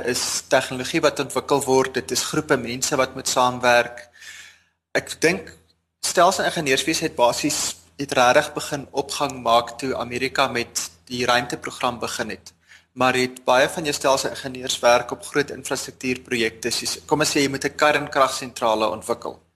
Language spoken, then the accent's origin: Afrikaans; Bloemfontein, Free State, South Africa; moved away as an adult; also born or lived in Stellenbosch; now in Cape Town, South Africa; Ek het in Bloemfontein grootgeword, eerste 19 jaar daar spandeer